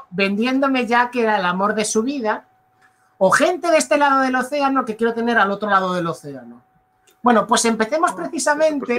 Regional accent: Galicia, Spain; yo nací en Galicia, a mí me toca el Atlántico

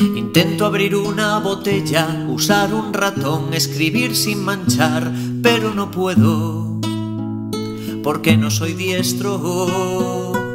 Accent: Galicia, Spain; los gallegos, los cómicos gallegos como yo

